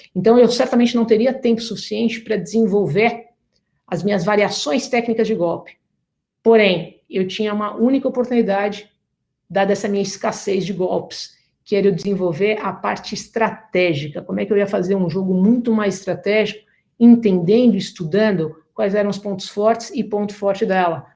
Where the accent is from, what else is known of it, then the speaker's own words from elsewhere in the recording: Brazil; moved away as an adult; now in United States; sendo brasileira